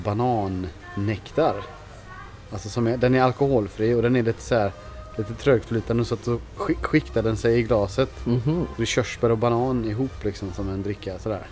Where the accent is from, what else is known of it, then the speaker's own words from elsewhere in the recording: Germany; now in Sweden; vi tyskar